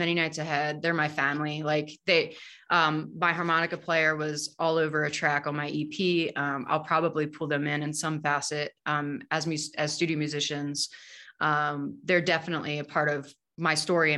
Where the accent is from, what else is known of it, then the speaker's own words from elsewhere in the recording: Harrisonburg, Virginia, United States; moved away as an adult; now in Denver, United States; I grew up in Harrisonburg, Virginia.